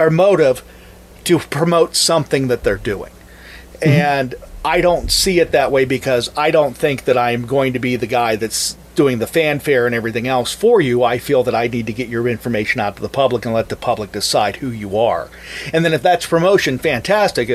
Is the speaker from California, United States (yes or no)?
no; Mars, Pennsylvania, United States; moved away as an adult; now in Brownsville, United States; I'm actually born and raised in Mars, Pennsylvania, north of the city of Pittsburgh.